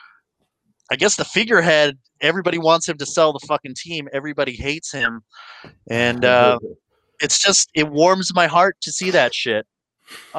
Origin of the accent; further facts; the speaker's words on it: United States; We're American. We're good Americans